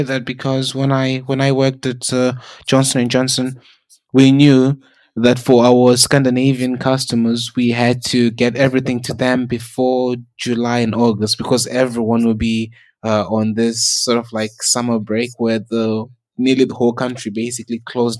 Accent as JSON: {"language": "English", "country": "South Africa", "tie": "born or raised there", "said": "Because like when I grew up in South Africa, my family lives in Zimbabwe"}